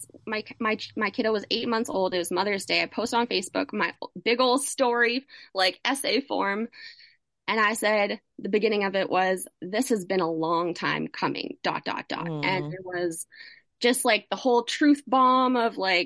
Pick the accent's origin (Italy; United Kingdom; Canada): Canada; as a Canadian